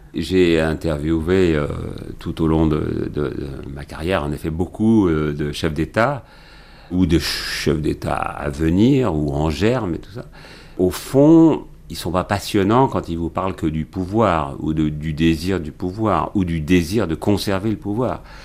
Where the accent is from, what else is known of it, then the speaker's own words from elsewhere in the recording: Champagne, Grand Est, France; pas très loin de chez moi en Champagne